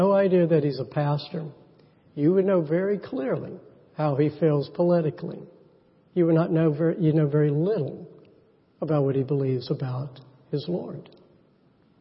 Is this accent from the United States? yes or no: yes; United States; American Christians